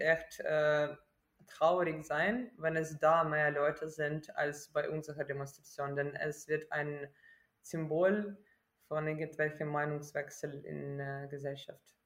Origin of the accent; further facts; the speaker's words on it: Kyiv, Ukraine; German is a second language; moved away as an adult; now in Germany; ich bin aus Kiew und Kiew ist äh, nicht okkupiert.